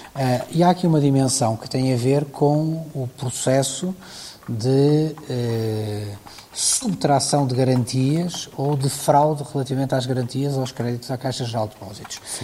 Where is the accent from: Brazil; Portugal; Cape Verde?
Portugal; enquanto português e enquanto Presidente de Câmara